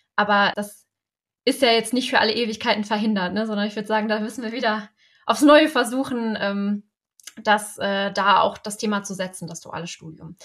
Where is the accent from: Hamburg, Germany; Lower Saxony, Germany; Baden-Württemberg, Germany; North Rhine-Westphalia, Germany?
North Rhine-Westphalia, Germany; ich komme ja aus NRW